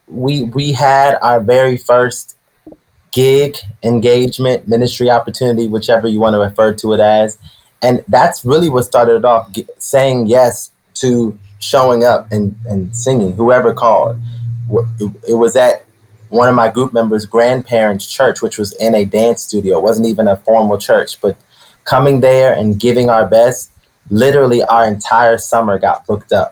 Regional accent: Maryland, United States; moved away as an adult; also born or lived in Florida / Brooklyn; I moved back to Maryland

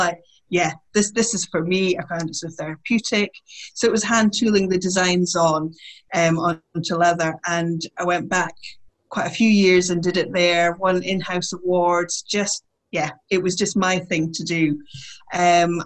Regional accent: Aberdeen, Scotland, United Kingdom; I grew up in Aberdeen, which is a city

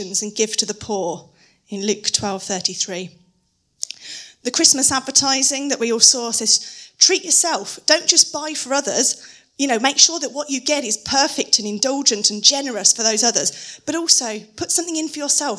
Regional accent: United Kingdom; being very British

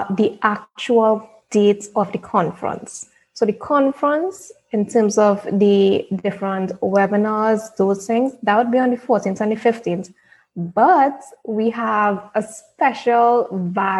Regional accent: Trinidad & Tobago; I'm from Trinidad

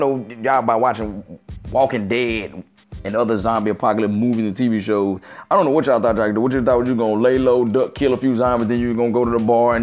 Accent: Mississippi Gulf Coast, United States; I'm from the Mississippi Gulf Coast

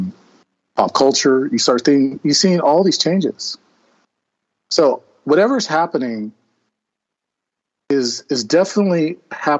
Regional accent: North Bay, California, United States; also born or lived in Oakland, California; I grew up in a small town. It's not small now, but back in the 70s, it was a military-based town.

